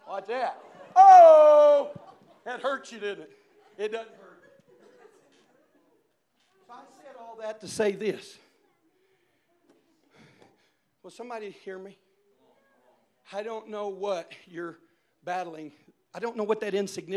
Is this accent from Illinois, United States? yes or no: no; Indiana, United States; I'm from Indiana